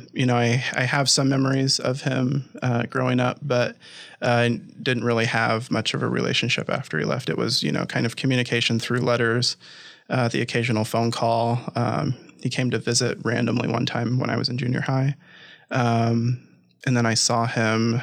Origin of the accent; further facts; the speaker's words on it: Des Moines, Iowa, United States; also born or lived in Hinton, Iowa / Ames, Iowa; I grew up in the Midwest. I was born and raised in Des Moines, Iowa.